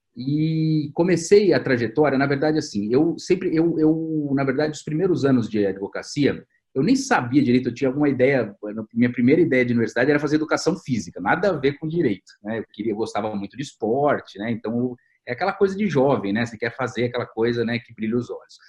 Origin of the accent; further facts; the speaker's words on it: Campinas, São Paulo, Brazil; Aqui em Campinas é o lugar de onde eu sou